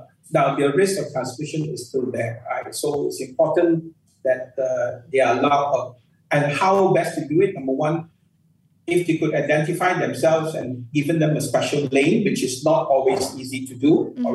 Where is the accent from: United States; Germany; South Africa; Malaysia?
Malaysia; as a Malaysian